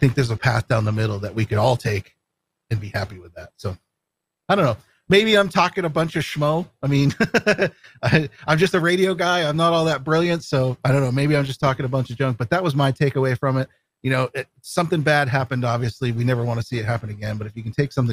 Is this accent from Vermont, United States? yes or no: yes; Vermont, United States; now in Maine, United States; I grew up in Vermont. I live in Maine now